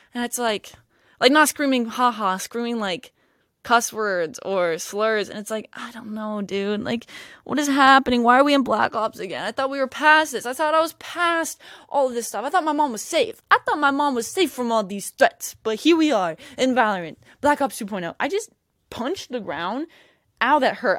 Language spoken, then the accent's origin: English; Jacksonville, Florida, United States; I'm from Jacksonville.